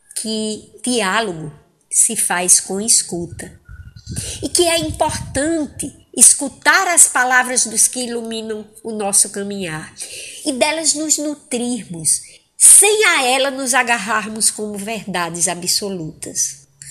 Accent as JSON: {"language": "Portuguese", "town": "Angicos", "region": "Rio Grande do Norte", "country": "Brazil", "tie": "born or raised there", "moved": "yes", "lives_now": "Fortaleza, Brazil", "said": "Angicos, no Rio Grande do Norte, terra em que nasci"}